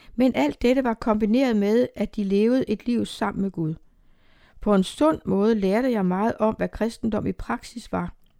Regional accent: Emmerlev, Southern Denmark, Denmark; born or raised there

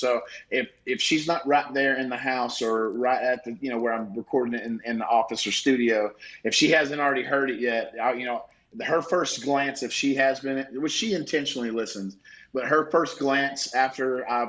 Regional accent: the South, United States; But then I really go back to a lot of my favorite things growing up in the South, working on a farm

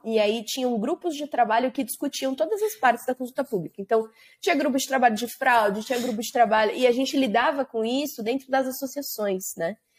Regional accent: São Paulo, Brazil; sou nascida e criada em São Paulo

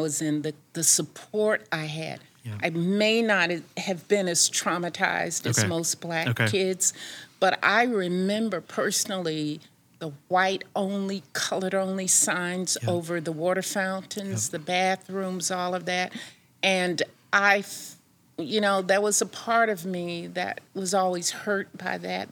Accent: Wilson, North Carolina, United States; I grew up in Wilson, North Carolina

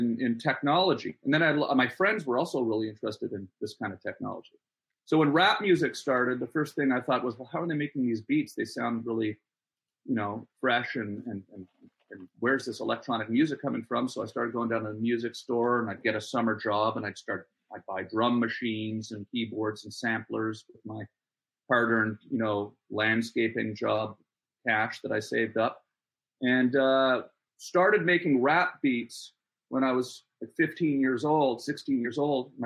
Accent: Ottawa, Ontario, Canada; I grew up in Ottawa, Canada, and my dad was in the military

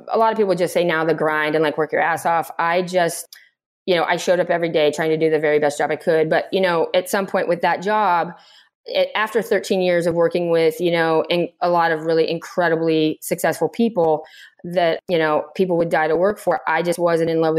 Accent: Arizona, United States; moved away as an adult; I was growing up in Arizona

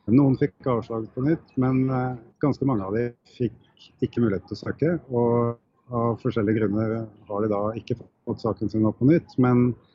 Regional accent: Norway; det er jo litt trasig å være fra Norge

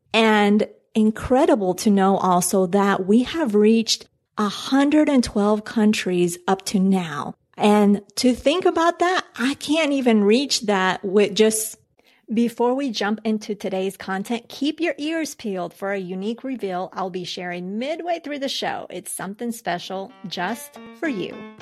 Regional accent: Colombia; moved away; I'm from Colombia

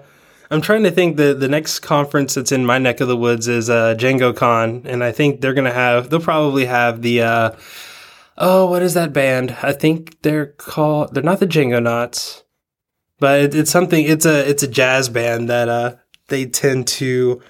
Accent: Georgia, United States; also born or lived in Tennessee; I grew up in the in the South, in Georgia, actually Tennessee/Georgia.

